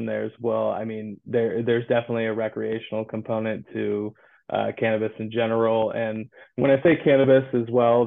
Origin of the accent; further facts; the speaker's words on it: Santa Cruz, California, United States; moved away; I'm originally from Santa Cruz, California, and cannabis has always been a part of my, you know, the culture growing up